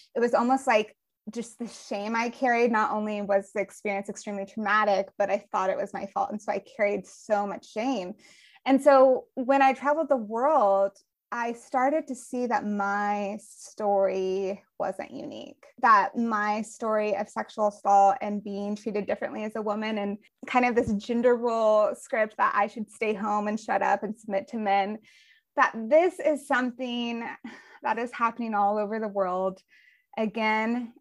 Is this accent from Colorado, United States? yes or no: yes; Colorado, United States; now in Georgia, United States; I grew up in Colorado and in the suburbs of Colorado.